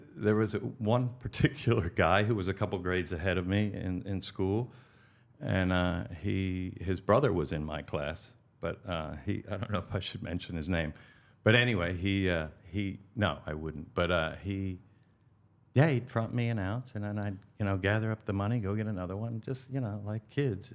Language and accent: English; Valley Forge, Pennsylvania, United States; also born or lived in Frisco, Colorado / Denver, Colorado / Aspen, Colorado / West Palm Beach, Florida; now in Pompano Beach, United States; I grew up in Valley Forge, Pennsylvania